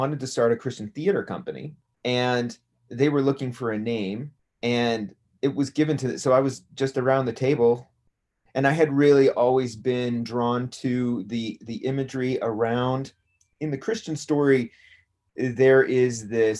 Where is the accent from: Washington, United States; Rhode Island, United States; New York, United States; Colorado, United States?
Colorado, United States; Greeley; also born or lived in Denver; I was born in Denver, and then I grew up in Greeley, Colorado.